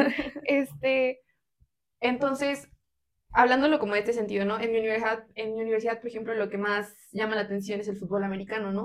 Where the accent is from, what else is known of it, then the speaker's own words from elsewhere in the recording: Mexico; como mexicanos y mexicanas le damos mucha más prioridad